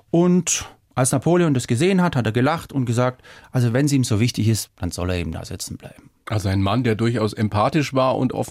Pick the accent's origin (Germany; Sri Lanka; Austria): Germany; Baden-Württemberg; ich komme ja aus Schwaben und da gibt es so einen Satz